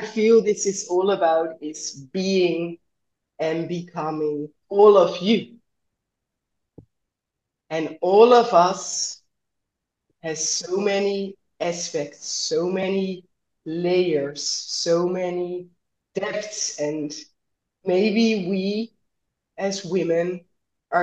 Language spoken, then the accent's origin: English; Netherlands; I grew up in the West, right? In the Netherlands